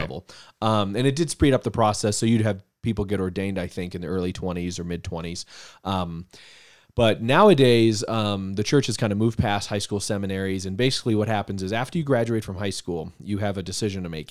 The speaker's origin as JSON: {"language": "English", "town": "Denver", "region": "Colorado", "country": "United States", "tie": "born or raised there", "also_born_or_lived": "Littleton, Colorado / Castle Pines, Colorado", "said": "I grew up in Denver, um, in the suburb of Littleton up north"}